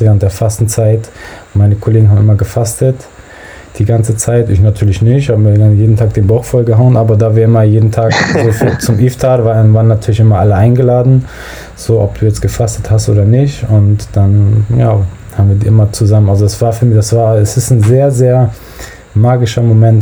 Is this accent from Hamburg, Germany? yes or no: yes; Hamburg, Germany; ich bin in Hamburg-Billstedt aufgewachsen